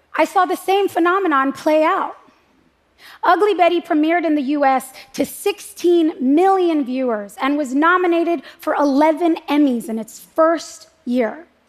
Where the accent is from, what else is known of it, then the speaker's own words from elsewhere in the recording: United States; I'm an American